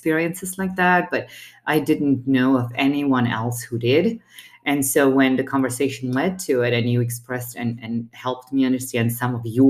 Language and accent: English; Romania; now in Colorado Springs, United States; I was born and raised in Romania.